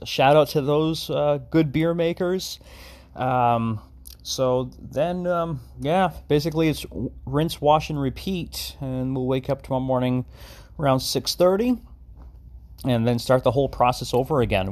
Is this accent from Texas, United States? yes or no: no; Long Island, New York, United States; we are from Long Island